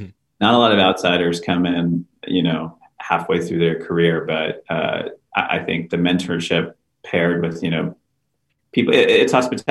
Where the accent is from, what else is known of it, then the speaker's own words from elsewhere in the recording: Houston, Texas, United States; also born or lived in San Francisco, California; my wife and I, we're from Texas, from Houston